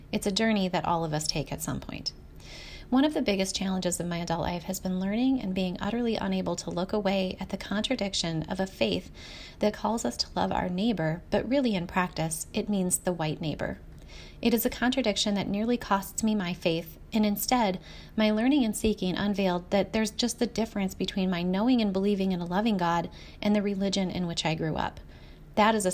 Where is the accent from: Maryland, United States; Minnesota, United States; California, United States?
Minnesota, United States; my home state of Minnesota